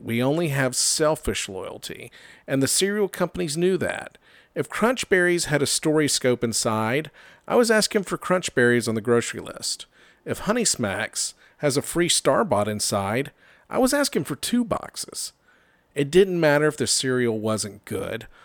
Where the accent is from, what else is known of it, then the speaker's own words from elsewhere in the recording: Georgia, United States; I'm from Georgia